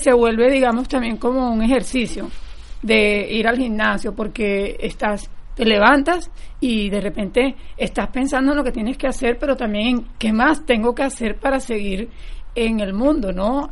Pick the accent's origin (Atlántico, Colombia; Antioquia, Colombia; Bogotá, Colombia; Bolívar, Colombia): Atlántico, Colombia; Barranquilla; now in Fort Lauderdale, United States; yo crecí en Barranquilla, Colombia